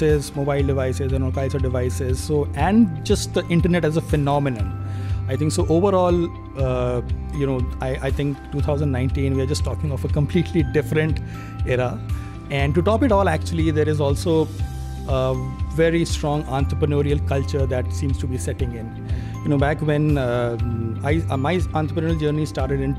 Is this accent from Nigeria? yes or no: no; Delhi, India; I'm from Delhi